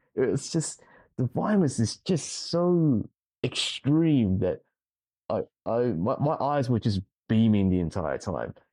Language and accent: English; Sydney, New South Wales, Australia; from Australia, I'm from Sydney